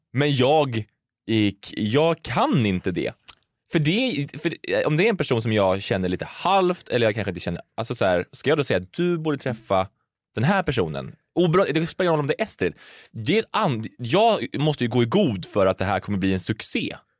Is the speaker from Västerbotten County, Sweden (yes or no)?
no; Karlstad, Värmland, Sweden; moved away; I Karlstad, där jag är ifrån